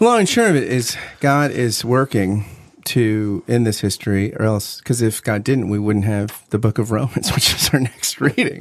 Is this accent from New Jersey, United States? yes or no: yes; New Jersey, United States; I grew up in South Jersey